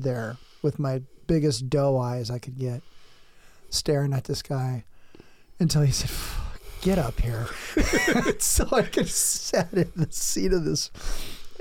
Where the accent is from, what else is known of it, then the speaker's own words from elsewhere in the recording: San Diego County, Southern California, United States; I grew up in Southern California. I grew up in San Diego County, all over it